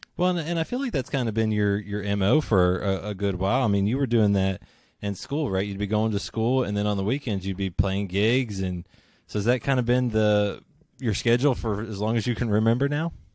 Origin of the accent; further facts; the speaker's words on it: West Virginia, United States; I grew up in West Virginia